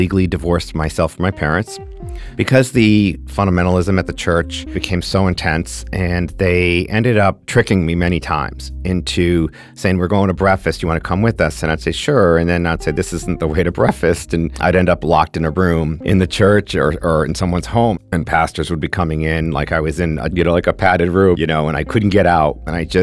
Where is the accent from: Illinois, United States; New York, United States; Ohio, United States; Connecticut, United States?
Connecticut, United States; Glastonbury; I'm from Glastonbury, Connecticut.